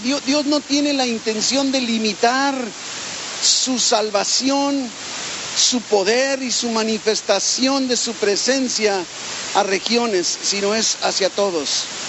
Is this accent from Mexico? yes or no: yes; Mexico; como mexicanos, como hispanos, pero más como mexicanos